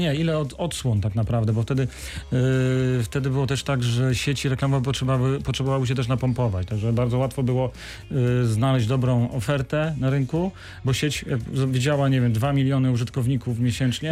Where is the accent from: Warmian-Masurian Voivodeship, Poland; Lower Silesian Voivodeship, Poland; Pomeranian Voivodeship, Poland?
Lower Silesian Voivodeship, Poland; Wrocław; jestem wrocławianinem, z której kości tu się urodziłem